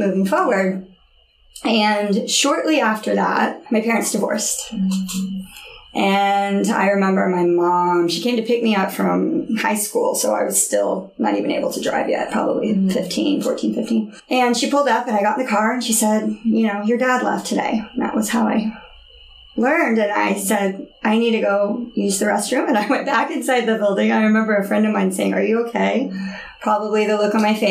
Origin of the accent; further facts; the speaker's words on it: Oklahoma City, Oklahoma, United States; moved away; I grew up in Oklahoma City.